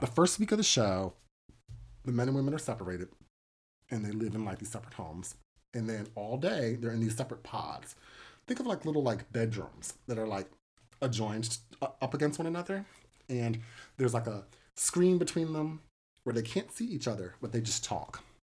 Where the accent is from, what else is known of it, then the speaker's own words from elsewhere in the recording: United States; as an American